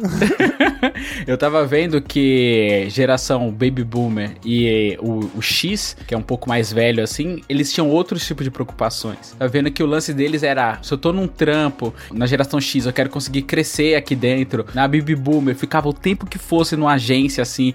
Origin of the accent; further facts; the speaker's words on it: Bahia, Brazil; eu nasci na Bahia, e lá a maioria das pessoas assim eram pedreiras